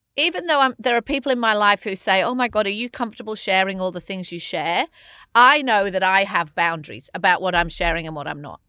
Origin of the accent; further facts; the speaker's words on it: England, United Kingdom; as an English person